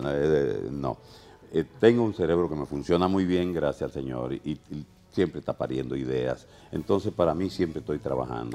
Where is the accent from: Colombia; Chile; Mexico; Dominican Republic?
Dominican Republic; also born or lived in Venezuela; yo soy dominicano y dominicanista